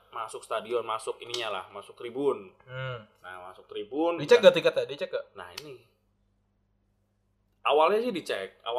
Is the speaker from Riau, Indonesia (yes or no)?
no; Semarang, Central Java, Indonesia; kita dari Semarang itu yang naik kereta itu eh, uh, 25 orang yang naik kereta